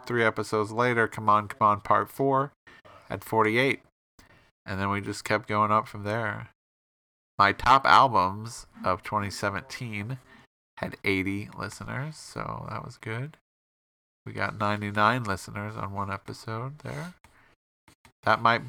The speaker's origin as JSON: {"language": "English", "town": "Bloomington", "region": "Illinois", "country": "United States", "tie": "born or raised there", "said": "My hometown is Bloomington"}